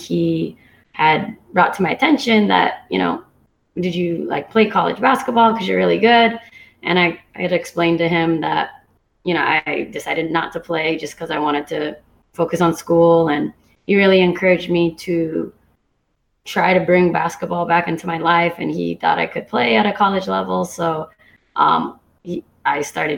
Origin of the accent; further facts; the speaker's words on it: Santa Cruz, California, United States; moved away as an adult; also born or lived in San Diego; now in Hawaii, United States; I grew up actually in Santa Cruz, California, where I played most of my basketball career